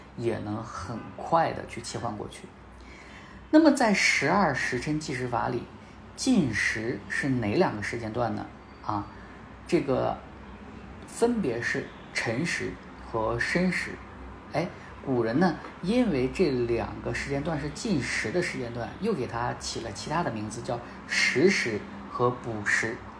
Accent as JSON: {"language": "Chinese", "country": "China", "said": "我们中国人"}